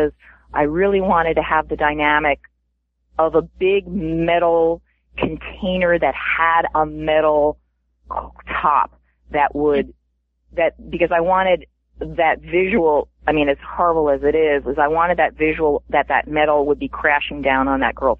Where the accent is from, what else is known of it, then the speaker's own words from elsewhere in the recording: United States; being an American writing in an English world